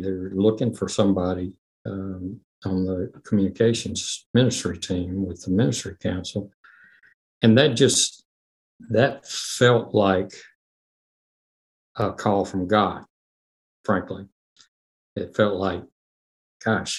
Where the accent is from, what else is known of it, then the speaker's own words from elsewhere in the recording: Memphis, Tennessee, United States; I was born in Memphis